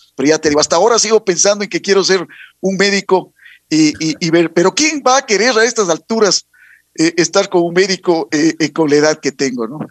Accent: Quito, Pichincha, Ecuador; soy quiteño de corazón, madre ribambeña, padre cuencano. Y a buen hora, pues se encontraron acá en, en Quito y por eso yo soy un, un quiteño un quiteño más que quiere esta linda ciudad

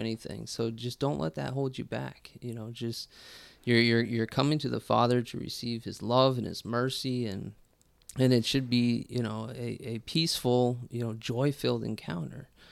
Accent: Colorado, United States; moved away; also born or lived in St. Louis, Missouri; I'm originally from Colorado

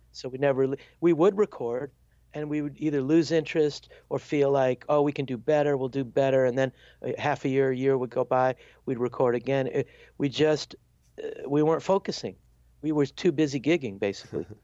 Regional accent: Chicago, Illinois, United States; moved away as an adult; also born or lived in Wisconsin / Washington, D.C.; I'm from Chicago

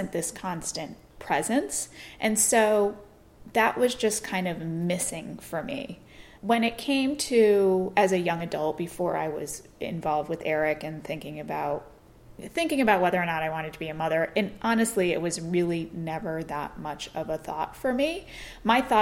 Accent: New York, United States; moved away; also born or lived in Florida; where we grew up in New York

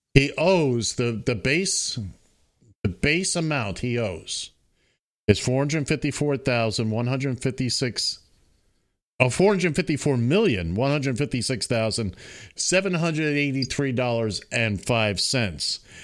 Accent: New York City, New York, United States; I grew up in Manhattan

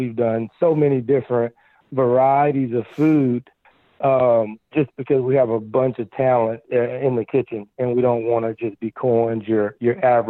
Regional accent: the South, United States; just being back in the South, it felt like home, you know, born and raised in the South.

